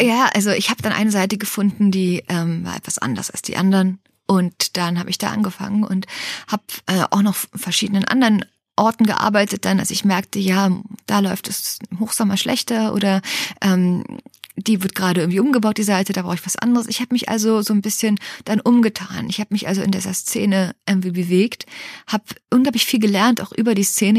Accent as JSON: {"language": "German", "region": "Berlin", "country": "Germany", "tie": "born or raised there", "said": "ich bin in Berlin aufgewachsen, Ostberlin, in diesem liberalsten Ort der Welt"}